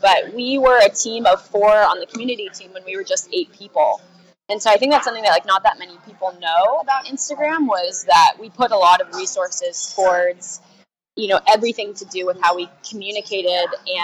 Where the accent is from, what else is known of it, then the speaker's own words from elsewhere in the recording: California, United States; I'm originally from California